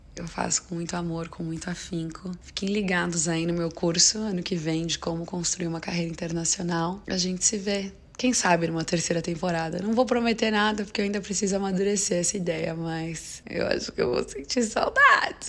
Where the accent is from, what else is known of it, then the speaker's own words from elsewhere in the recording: Brazil; also born or lived in Los Angeles, United States; now in New York, United States; eu sou brasileira